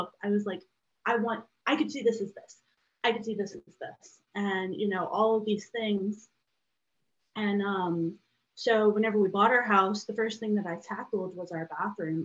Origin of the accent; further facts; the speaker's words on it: Louisiana, United States; now in Chicago suburbs, United States; I'm from Louisiana. And we currently live in the Chicago suburbs. So, my whole family is back in Louisiana.